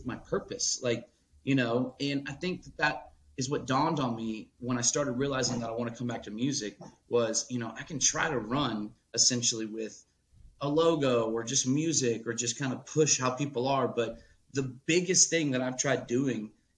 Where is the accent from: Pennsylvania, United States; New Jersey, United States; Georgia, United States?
Georgia, United States; Atlanta; also born or lived in Charleston, West Virginia / Pittsburgh; I was born in Charleston, West Virginia, which is like the birthplace of that mountain music, that old school, even polka, if you will, from my roots in Pittsburgh, to then growing up in Atlanta